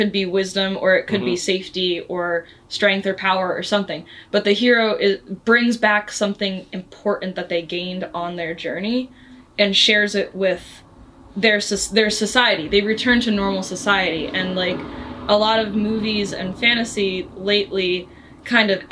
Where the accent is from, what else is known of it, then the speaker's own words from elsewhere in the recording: New Jersey, United States; I grew up in New Jersey and we would go on hikes in the Delaware Water Gap a lot